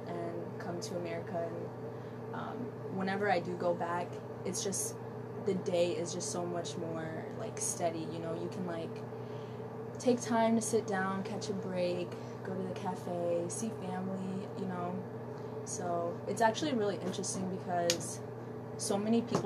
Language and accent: English; Addis Ababa, Ethiopia; now in Sioux Falls, United States; I grew up in Addis Ababa, which is the capital